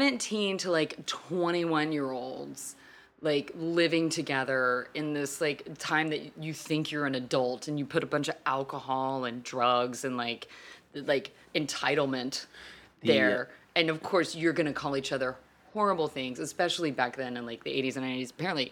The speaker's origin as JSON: {"language": "English", "town": "Fort Worth", "region": "Texas", "country": "United States", "said": "Like I came from Texas. I lived in Fort Worth, where TCU is, where basically it's like 75% Greek."}